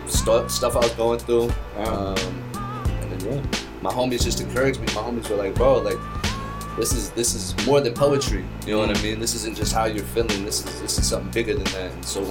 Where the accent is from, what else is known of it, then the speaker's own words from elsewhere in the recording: Santa Clara, California, United States; Mainly, because I was born in the Bay Area, bro, so.